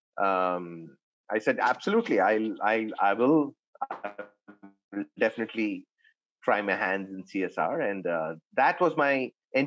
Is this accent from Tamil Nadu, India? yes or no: yes; Chennai, Tamil Nadu, India; moved away as an adult; also born or lived in Pune; I was born and brought up in Chennai.